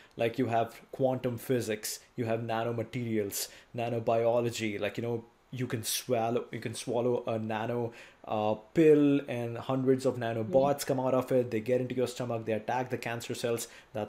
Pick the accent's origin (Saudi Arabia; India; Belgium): India; I come from India